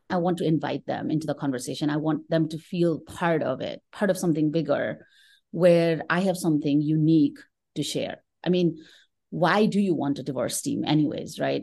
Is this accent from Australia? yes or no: no; Kathmandu, Bagmati, Nepal; moved away as an adult; now in United States; I'm originally from Kathmandu, Nepal